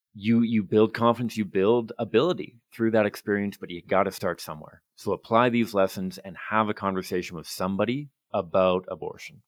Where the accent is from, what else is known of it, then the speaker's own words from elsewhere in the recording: Victoria, British Columbia, Canada; I grew up in Victoria